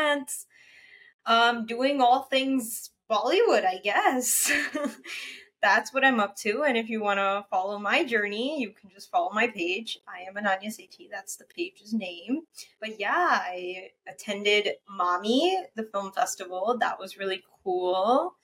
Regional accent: Kuwait; moved away; I am from Kuwait originally. Like, my family is from Kuwait. My mom was born there

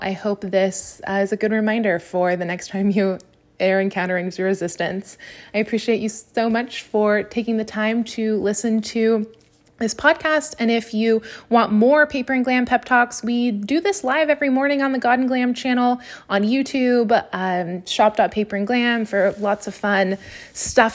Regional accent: Napa, California, United States; moved away as an adult; now in Los Angeles, United States; my hometown of Napa

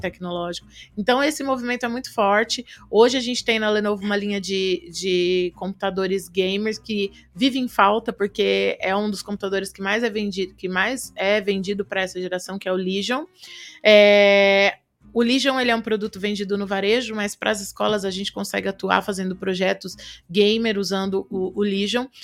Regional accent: Araçatuba, São Paulo, Brazil; moved away; eu sou de Aracatuba

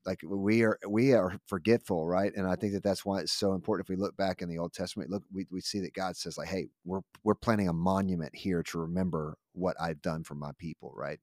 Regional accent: United States; I'm grateful for this amazing country that we live in.

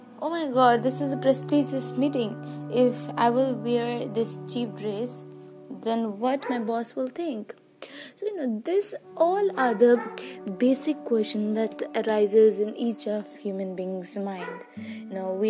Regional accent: Nepal; I am from Nepal.

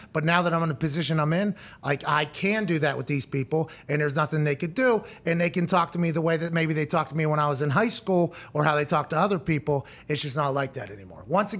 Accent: Plum, Pennsylvania, United States; I'm from Plum

